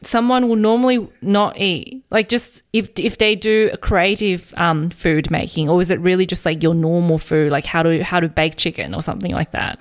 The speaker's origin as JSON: {"language": "English", "country": "Australia", "tie": "born or raised there", "said": "I grew up in Australia"}